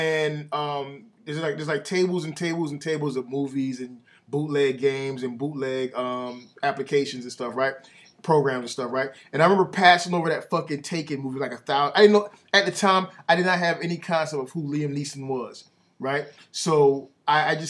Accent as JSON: {"language": "English", "town": "Atlanta", "region": "Georgia", "country": "United States", "tie": "born or raised there", "said": "growing up in Atlanta, right, you go down to the Five Points Flea Market"}